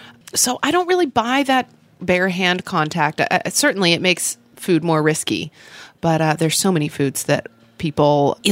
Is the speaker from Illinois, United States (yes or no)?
no; Oklahoma City, Oklahoma, United States; I grew up in Oklahoma City.